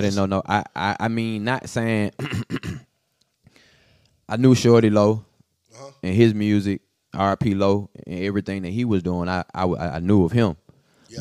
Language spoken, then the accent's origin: English; Atlanta, Georgia, United States; I was born on Butler Street at Grady, so I'm like the heart of the city